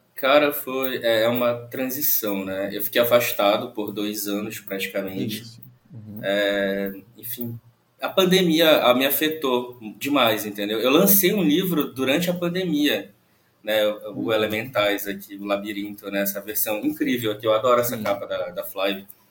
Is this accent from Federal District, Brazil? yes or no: no; Santarém, Pará, Brazil; eu sou de Santarém, no interior do Pará.